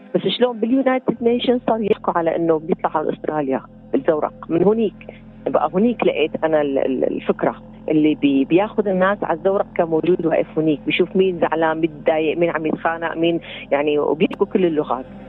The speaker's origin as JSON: {"language": "Arabic", "country": "Syria", "also_born_or_lived": "Lebanon / Bali, Indonesia", "moved": "as an adult"}